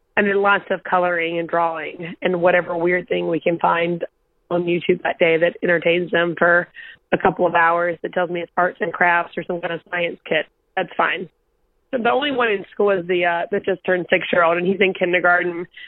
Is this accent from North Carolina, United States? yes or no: yes; North Carolina, United States; now in New York, United States; It's the county I grew up in. I'm from a two stoplight town in North Carolina